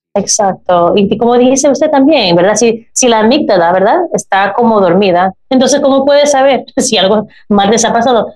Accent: United States; Spanish is a second language; nací en los Estados Unidos

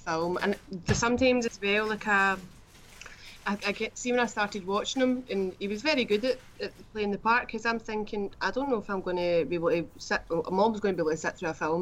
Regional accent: Glasgow, Scotland, United Kingdom; I was born in 1984 in Glasgow

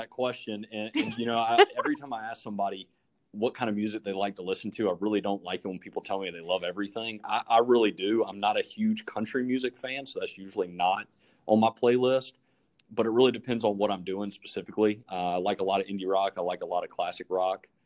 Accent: South Carolina, United States; also born or lived in Florida; So I grew up in South Carolina. You, you mentioned that at the beginning of the podcast. I was actually born in Florida.

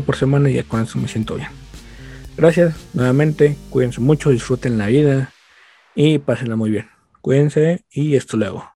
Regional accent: State of Mexico, Mexico; yo soy del Estado de México

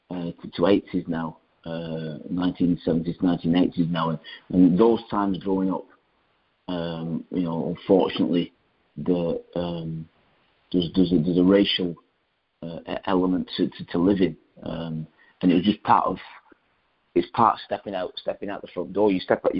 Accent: Rochdale, North West England, United Kingdom; Initially it was myself, my brother, who's a year older, my mum, my dad, and I was a working man's place. It was a nice little place, small town.

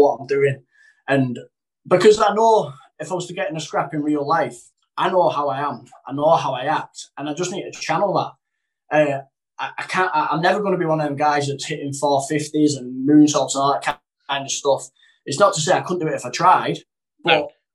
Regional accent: the north of England, United Kingdom; I'm not a Cockney, I'm a Northerner

